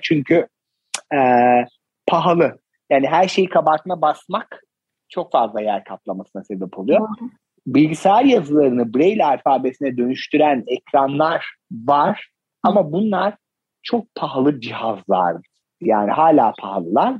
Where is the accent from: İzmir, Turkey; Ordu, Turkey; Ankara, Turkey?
Ordu, Turkey; moved away; ben normalde oralıyım.